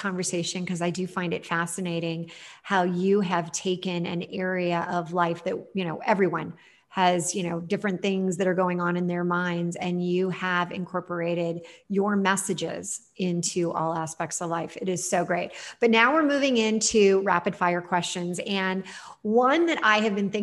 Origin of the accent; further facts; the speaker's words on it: Los Angeles, California, United States; I'm not from New Jersey. I'm from